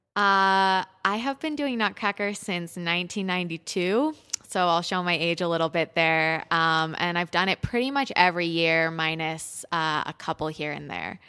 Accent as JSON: {"language": "English", "town": "Pittsburgh", "region": "Pennsylvania", "country": "United States", "tie": "born or raised there", "also_born_or_lived": "Israel / Sarasota", "moved": "as an adult", "lives_now": "Boulder, United States", "said": "I grew up in Pittsburgh at Pittsburgh Youth Ballet"}